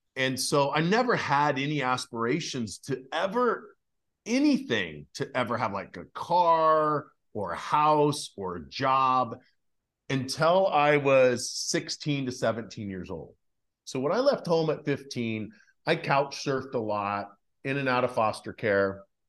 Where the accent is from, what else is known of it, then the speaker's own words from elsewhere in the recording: Idaho, United States; I grew up in Idaho